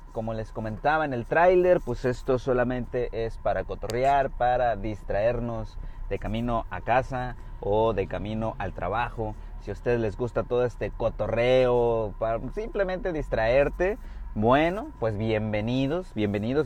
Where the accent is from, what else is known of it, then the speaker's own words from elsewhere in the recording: Puerto Vallarta, Jalisco, Mexico; now in Bahía de Banderas, Mexico; soy eh, oriundo de Puerto Vallarta, Jalisco